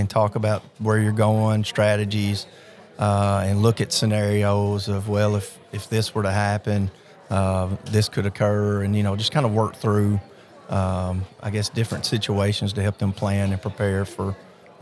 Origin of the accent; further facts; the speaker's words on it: Henderson County, Tennessee, United States; I grew up in Henderson County on a small farm